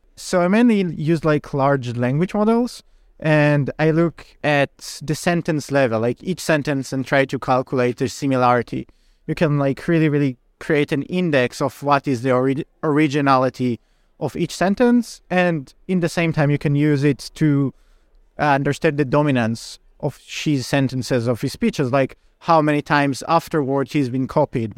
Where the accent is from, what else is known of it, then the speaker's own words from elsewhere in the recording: Israel; moved away; I'm originally from Israel